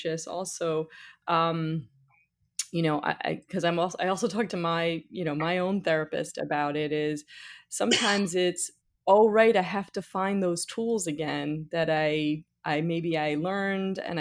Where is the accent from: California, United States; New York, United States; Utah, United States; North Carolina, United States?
New York, United States; I'm from New York also